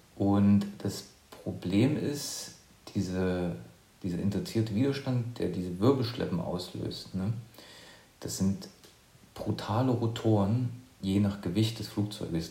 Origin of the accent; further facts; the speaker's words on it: near Leipzig, eastern Germany, Saxony, Germany; Ich bin ähm, aus dem Osten, also ich komme aus der Nähe von Leipzig